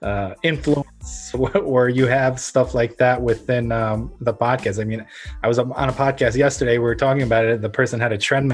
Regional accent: Ukraine; moved away; I was born in Ukraine, which was under the former Soviet Union

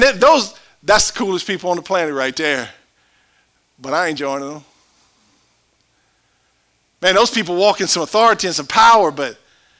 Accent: Cajun, Louisiana, United States; I'm Cajun.

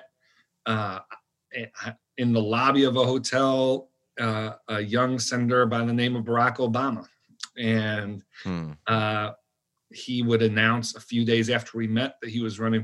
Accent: Buffalo, New York, United States; moved away as an adult; I'm from Buffalo, New York.

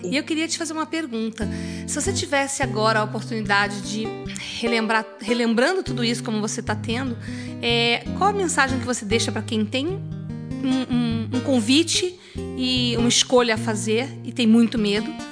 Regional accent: Goiânia, Goiás, Brazil; Eu sou de Goiânia

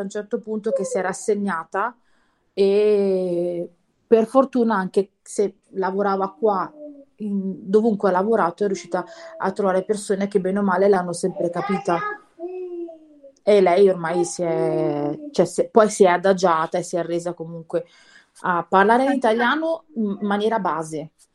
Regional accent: near Novara, Piedmont, Italy; also born or lived in Milan; quando sono nata io eravamo a Milano e poi ci siamo trasferiti verso Novara.

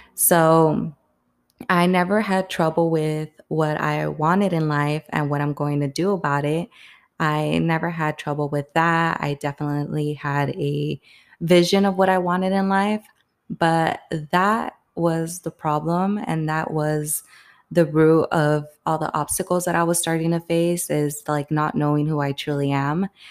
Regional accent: Palm Springs, California, United States; moved away as an adult; now in New York City, United States; I'm from Palm Springs, California, and I currently live in New York City right now

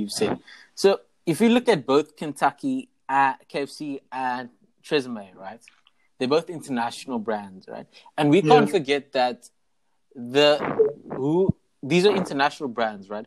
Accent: South Africa

